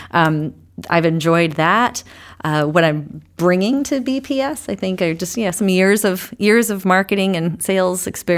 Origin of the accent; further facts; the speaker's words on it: Guilford, New Hampshire, United States; also born or lived in Laconia; So I, too, am a Lakes Region native. I grew up in Guilford. Actually born in Laconia, moved over to Guilford. So been in this area a long time, moved out of the area, came back.